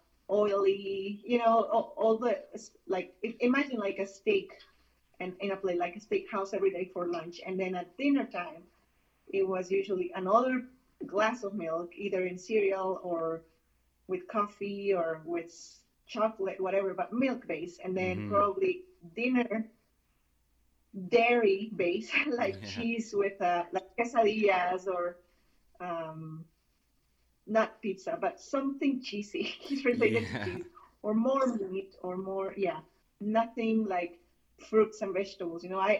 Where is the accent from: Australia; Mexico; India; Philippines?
Mexico; moved away as an adult; now in United States; I'm from Mexico originally. Okay. And I was born there and I grew up there.